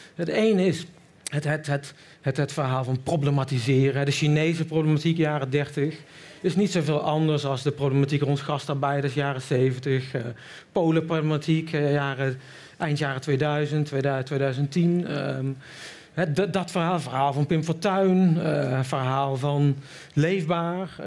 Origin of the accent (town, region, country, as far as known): Middelbeers, North Brabant, Netherlands; now in Rotterdam, Netherlands